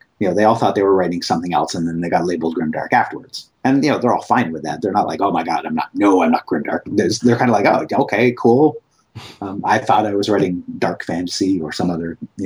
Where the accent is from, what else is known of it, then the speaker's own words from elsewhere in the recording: Canada; I'm Canadian